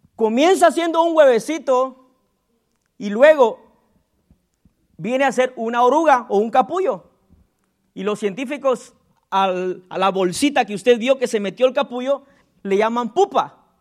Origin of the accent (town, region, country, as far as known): Guatemala; born or raised there